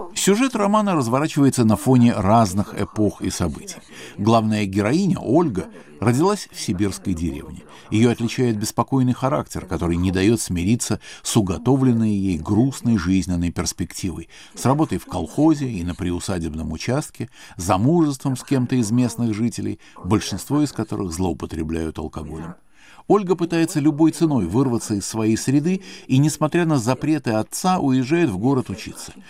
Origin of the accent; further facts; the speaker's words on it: Spain; мне довелось самому пережить в детстве в Испании